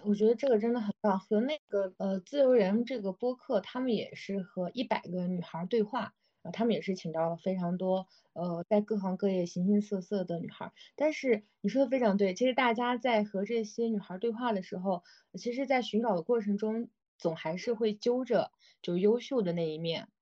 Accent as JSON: {"language": "Chinese", "region": "Xinjiang", "country": "China", "tie": "born or raised there", "moved": "yes", "said": "我来自新疆嘛，我也是一个比较偏远的"}